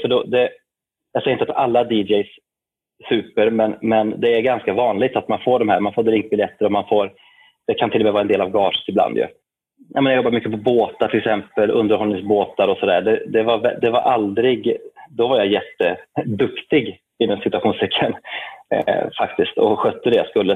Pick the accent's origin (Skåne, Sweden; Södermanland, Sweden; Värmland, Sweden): Värmland, Sweden; Arvika; gammal biograf i Arvika där jag kommer ifrån, en liten stad i västra Värmland